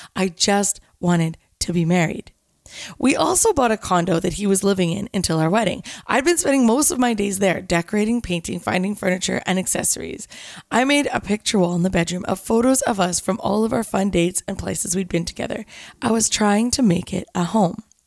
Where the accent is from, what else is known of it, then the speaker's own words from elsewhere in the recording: Canada; I was from Canada, I spoke French and English